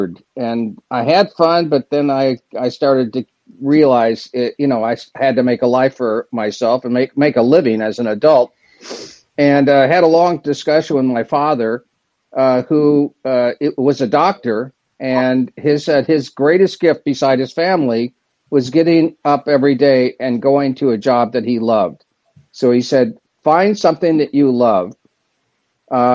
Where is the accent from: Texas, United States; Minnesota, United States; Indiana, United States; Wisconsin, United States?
Indiana, United States; Bloomington; moved away as an adult; also born or lived in Southern California; I grew up in Bloomington, went to Indiana, then I went to grad school in Southern California.